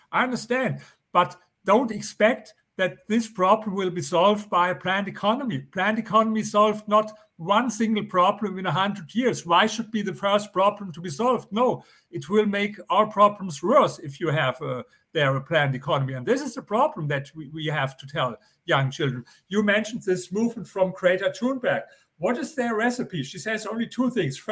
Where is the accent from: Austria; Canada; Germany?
Germany; accent: German; English is a second language; I come from Germany.